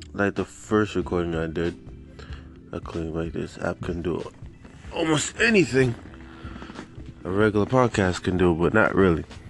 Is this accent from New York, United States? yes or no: yes; New York, United States; now in Florida, United States; I'm from New York, but I'm living in Florida